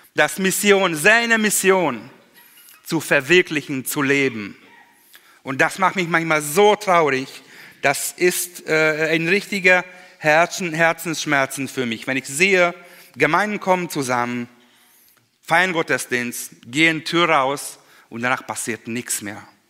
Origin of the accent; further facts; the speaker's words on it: Hungary; German is a second language; im Kommunismus damals noch bei uns in Ungarn